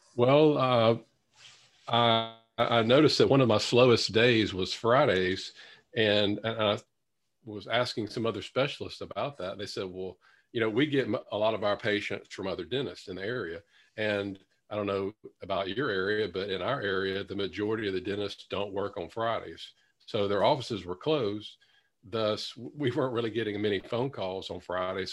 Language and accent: English; Louisiana, United States; my hometown in Louisiana